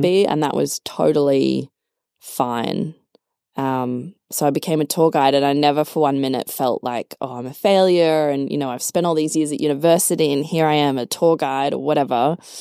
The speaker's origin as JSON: {"language": "English", "country": "Australia", "moved": "as an adult", "lives_now": "Berlin, Germany", "said": "I'm from Australia, so, you know, great life, high standard of living"}